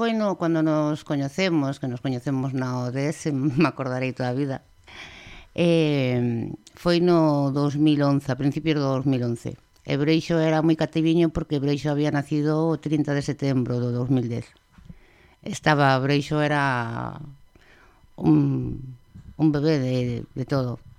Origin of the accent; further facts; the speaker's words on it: O Porriño, Galicia, Spain; moved away as an adult; now in Vigo, Spain; Eu creíme en Pontellas, un lugar que se chama Pontellas, e aí dentro hai outro lugar pequeniño que lle chamaban a Belenda